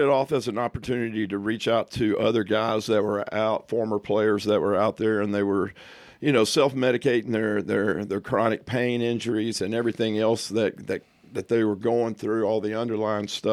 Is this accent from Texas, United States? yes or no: yes; Texas, United States; From Texas, if you didn't already know from my accent